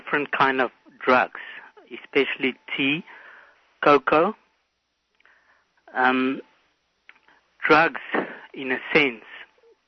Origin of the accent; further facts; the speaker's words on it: South Africa; I'm from South Africa